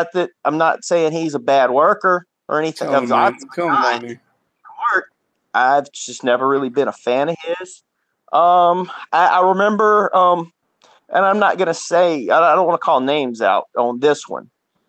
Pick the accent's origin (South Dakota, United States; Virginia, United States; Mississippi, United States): Mississippi, United States; I'm from Mississippi.